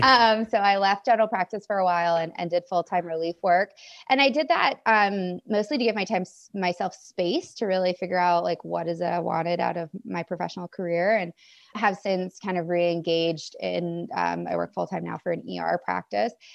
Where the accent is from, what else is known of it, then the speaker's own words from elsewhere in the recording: Maine, United States; moved away as an adult; also born or lived in Washington; I grew up in Maine